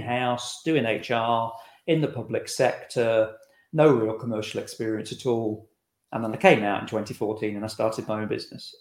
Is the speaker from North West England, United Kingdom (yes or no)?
no; Scotland, United Kingdom; We're from Scotland